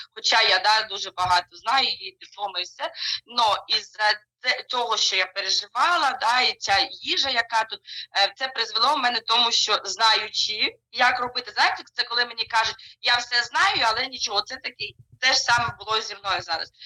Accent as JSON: {"language": "Ukrainian", "country": "Ukraine", "moved": "as an adult", "lives_now": "Germany", "said": "я кажу із України"}